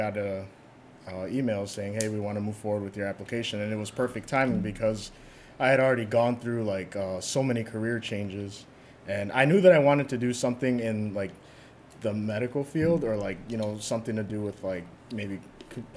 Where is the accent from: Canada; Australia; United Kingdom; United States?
United States; Chicago, Illinois; I lived in Chicago my whole life. I'm from the southeast side, which nobody has ever heard of. Every time I tell people, like, I'm from the southeast side, I grew up in Hagwish